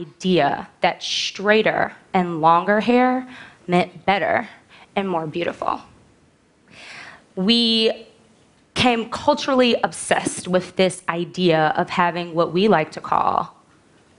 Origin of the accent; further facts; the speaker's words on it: Chicago, Illinois, United States; I am from the South Side of Chicago. And in seventh grade, I had a best friend named Jenny who lived on the southwest side of Chicago